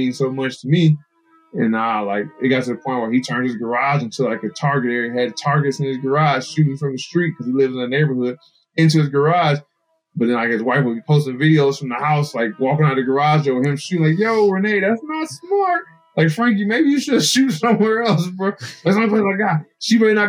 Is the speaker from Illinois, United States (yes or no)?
yes; Illinois, United States; moved away as an adult; now in New Jersey, United States; I came from Illinois